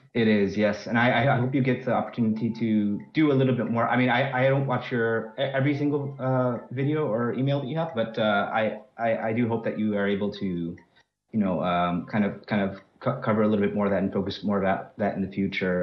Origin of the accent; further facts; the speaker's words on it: United States; moved away as an adult; now in France; I'm actually American, but I've been living in France since about twenty eighteen